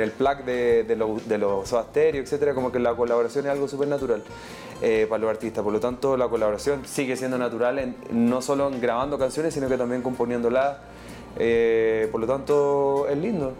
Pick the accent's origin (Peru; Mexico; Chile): Chile; nos clasifica como chilenos, chilenas y latinoamericanos